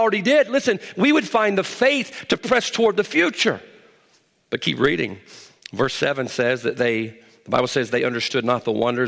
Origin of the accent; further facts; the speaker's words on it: United States; I was born in America.